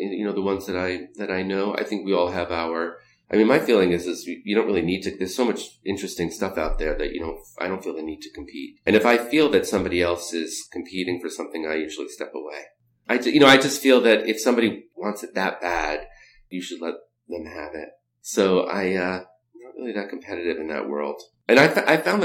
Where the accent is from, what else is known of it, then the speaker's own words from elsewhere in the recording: New York, United States; growing up in New York